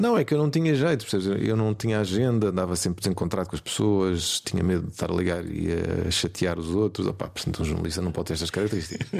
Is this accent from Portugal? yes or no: yes; Portugal; nós somos portugueses, somos pequeninos